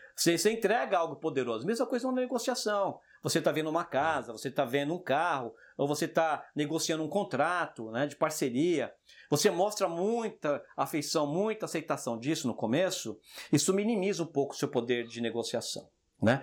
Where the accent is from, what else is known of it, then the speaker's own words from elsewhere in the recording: São Paulo, Brazil; now in France; moro na França, tudo bem, mas eu cresci no Jardim Selma